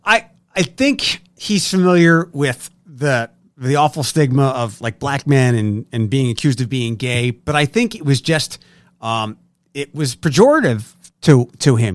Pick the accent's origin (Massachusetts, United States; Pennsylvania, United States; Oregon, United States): Pennsylvania, United States; Philadelphia; moved away as an adult; also born or lived in Detroit; now in Toledo, United States; I'm from Philadelphia